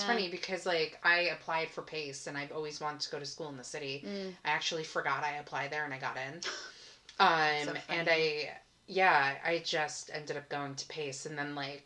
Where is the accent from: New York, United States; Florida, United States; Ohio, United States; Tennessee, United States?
New York, United States; Wantagh; Nassau County. I grew up in Wantagh